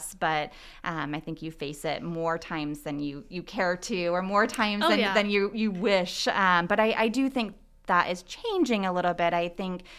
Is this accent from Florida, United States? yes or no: no; Cadillac, Michigan, United States; moved away as an adult; also born or lived in Chicago; now in Muncie, United States; I grew up in the Cadillac area, so it's northern-ish. It's about 2 hours north of Lansing